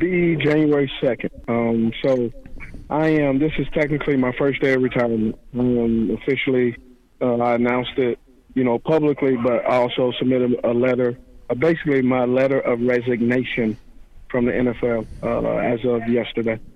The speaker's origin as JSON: {"language": "English", "town": "Los Angeles", "region": "California", "country": "United States", "tie": "born or raised there", "said": "the porch I was raised on was in Los Angeles, California, very tough upbringing"}